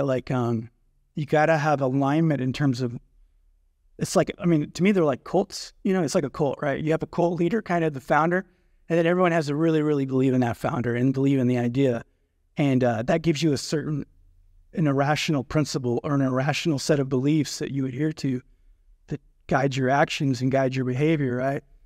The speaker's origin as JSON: {"language": "English", "region": "North Georgia", "country": "United States", "tie": "born or raised there", "also_born_or_lived": "Athens, Georgia", "said": "I grew up in North Georgia, kind of a rural area."}